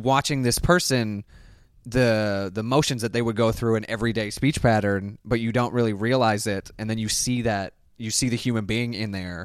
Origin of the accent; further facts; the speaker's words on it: Canada; born or raised there; moved away as an adult; now in United States